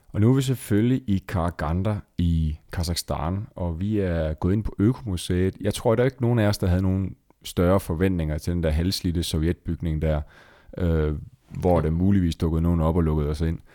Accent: Esbjerg, Southern Denmark, Denmark; jeg sidder i Esbjerg, som i øvrigt er min fødeby

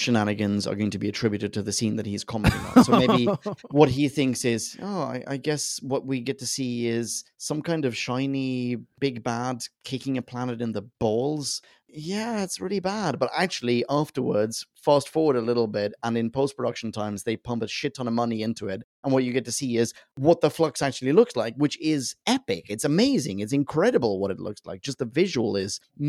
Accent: Sweden; I'm from Sweden

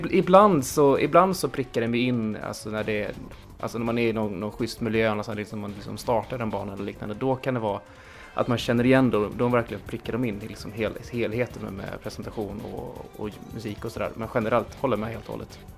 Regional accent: Uppsala, Uppsala County, Sweden; i Uppsala där jag växte upp

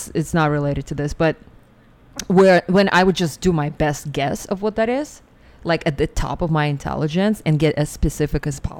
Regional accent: Siberia, Russia; English is a second language; moved away as an adult; also born or lived in New York; now in United States; I grew up in Siberia and I came to America when I was 19.

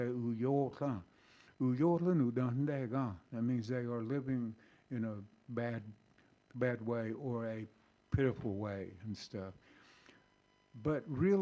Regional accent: North Carolina, United States; I'm from North Carolina

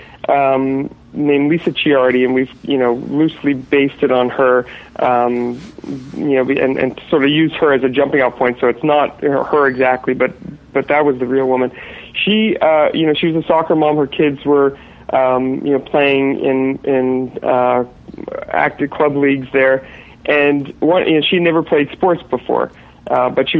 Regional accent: Montreal, Quebec, Canada; moved away as an adult; now in Los Angeles, United States; I'm Canadian. I'm from Montreal originally. I've been out in L.A. for about 13 years

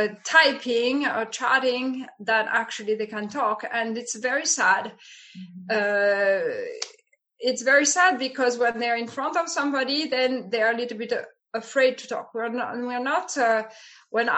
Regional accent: France; English is a second language; moved away as an adult; now in Italy; I'm more from the south of France. So the south of France, Provence, I mean, I'm from the Alps, but it's already starting to be the south of France.

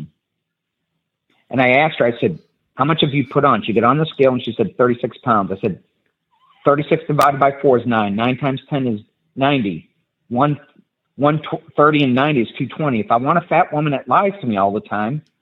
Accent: New England, United States; I'm from New England

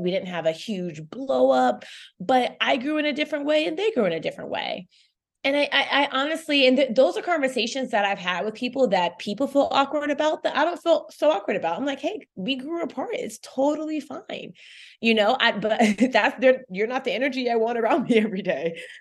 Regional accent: Chapel Hill, North Carolina, United States; also born or lived in Saint Kitts and Nevis; now in New York, United States; I grew up in Chapel Hill, North Carolina

